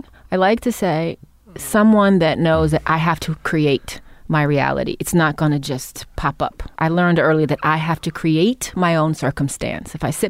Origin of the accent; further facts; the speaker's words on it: Cleveland, Ohio, United States; I grew up in Cleveland, Ohio, in the inner city when I was young with a white mother, black father.